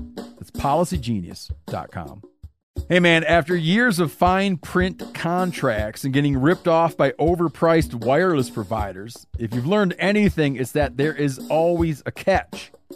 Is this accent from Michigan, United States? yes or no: yes; Michigan, United States; moved away; my home state of Michigan